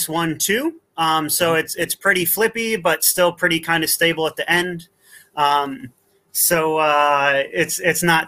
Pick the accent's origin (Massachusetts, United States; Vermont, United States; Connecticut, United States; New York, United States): Vermont, United States; now in Wellington, New Zealand; I was born in Vermont, the United States.